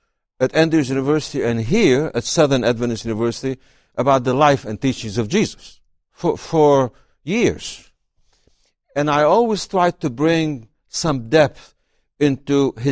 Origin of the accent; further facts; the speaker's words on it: Syria; Well, I was raised in a small town on the shores of the Mediterranean. So our farm was next to the waves.